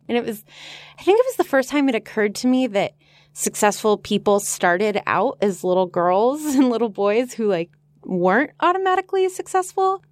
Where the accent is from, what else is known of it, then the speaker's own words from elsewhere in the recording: Los Angeles, California, United States; I'm from Los Angeles